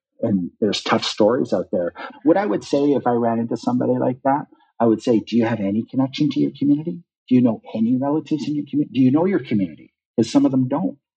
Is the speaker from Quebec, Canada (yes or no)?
no; North Coast, British Columbia, Canada; moved away as an adult; also born or lived in Haida Gwaii / Ottawa; we say in the North Coast